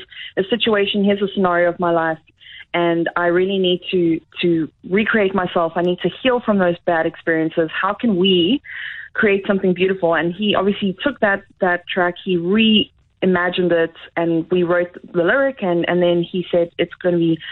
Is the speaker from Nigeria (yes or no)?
no; Durban, KwaZulu-Natal, South Africa; moved away as an adult; now in Canterbury, United Kingdom; I was born and bred in Durban